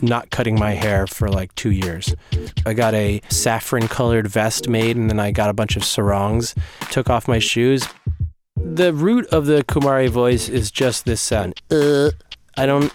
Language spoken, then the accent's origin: English; New Jersey, United States; also born or lived in New York; I was born in New York and I grew up in New Jersey